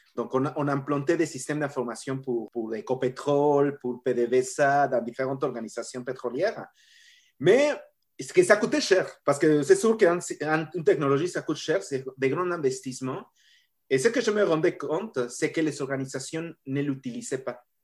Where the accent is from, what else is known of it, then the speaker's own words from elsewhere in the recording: Mexico; accent: latino; French is a second language; moved away as an adult; j'ai mon accent latino et je suis né au Mexique. Euh, et bon, j'ai grandi au Mexique